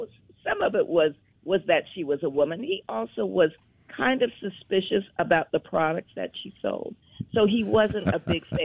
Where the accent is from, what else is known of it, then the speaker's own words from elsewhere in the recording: Indianapolis, Indiana, United States; My mother was vice president of the Madam C.J. Walker Manufacturing Company when I was growing up in Indianapolis.